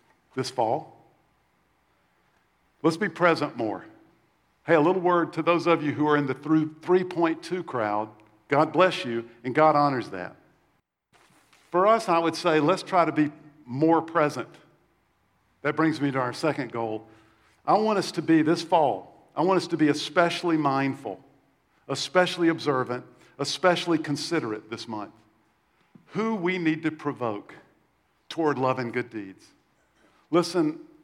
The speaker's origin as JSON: {"language": "English", "region": "South Carolina", "country": "United States", "tie": "born or raised there", "said": "When I was little, I grew up in the Bible Belt in South Carolina"}